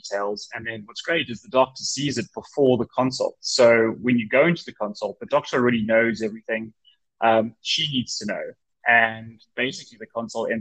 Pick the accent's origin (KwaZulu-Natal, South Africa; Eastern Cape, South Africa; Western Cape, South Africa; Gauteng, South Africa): Gauteng, South Africa; Johannesburg; moved away; I'm originally from Johannesburg, South Africa